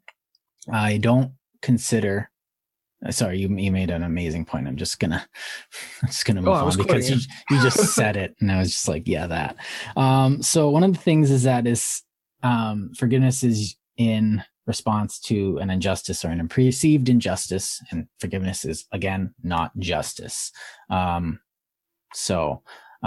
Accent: Canada; I'm Canadian.

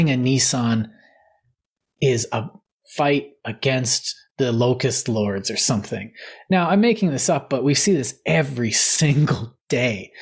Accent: Canada; part of my identity is being Canadian.

